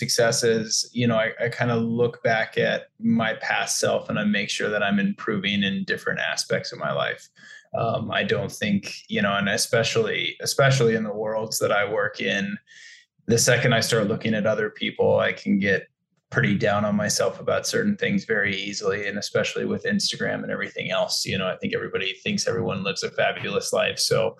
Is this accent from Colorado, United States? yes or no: yes; Colorado, United States; also born or lived in New York City / New Orleans; now in New York / New Orleans, United States; I grew up in Colorado.